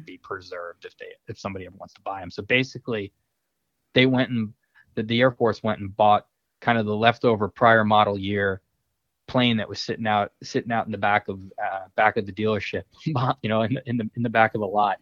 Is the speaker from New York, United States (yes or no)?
yes; Long Island, New York, United States; moved away; I'm I'm from Long Island